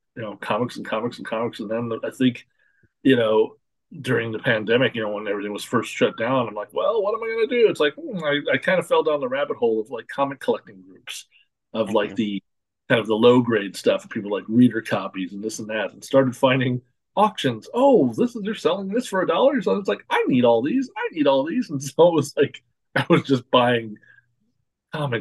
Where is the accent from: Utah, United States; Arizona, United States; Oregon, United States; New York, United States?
Oregon, United States; Portland; I grew up in outside of Portland, Oregon